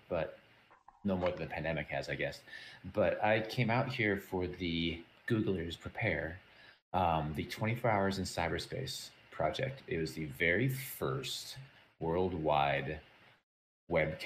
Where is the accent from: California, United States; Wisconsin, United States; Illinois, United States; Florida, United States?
Wisconsin, United States; Mount Horeb; moved away as an adult; also born or lived in Green Bay, Wisconsin / Madison, Wisconsin; now in Bay Area, United States; born and raised in just outside of Madison in a tiny little town called Mount Horeb